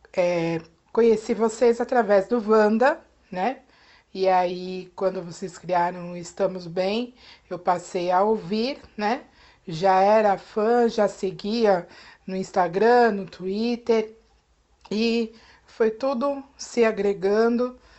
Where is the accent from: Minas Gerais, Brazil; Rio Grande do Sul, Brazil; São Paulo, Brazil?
São Paulo, Brazil; Guarujá; Eu sou do Guarujá, litoral de São Paulo